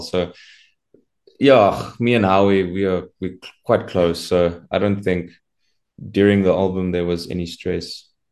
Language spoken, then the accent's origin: English; Centurion, Gauteng, South Africa; I'm from Centurion in Pretoria.